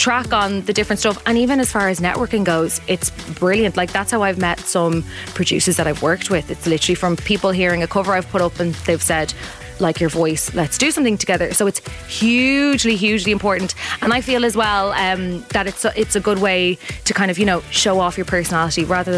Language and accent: English; Dublin, Leinster, Ireland; also born or lived in Finglas; I'm like from Ballymun and then was living in Finglas.